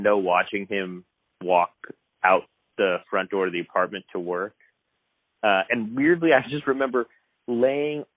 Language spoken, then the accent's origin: English; Texas, United States; also born or lived in Evanston, Illinois; we came to Texas when I was 5